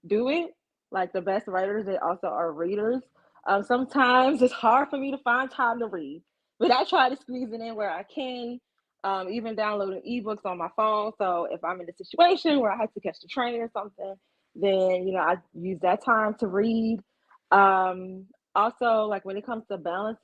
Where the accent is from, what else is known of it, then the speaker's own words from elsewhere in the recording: Ocean City, Maryland, United States; moved away; I'm originally from the Eastern Shore of Maryland. Like I grew up like a few miles away from Ocean City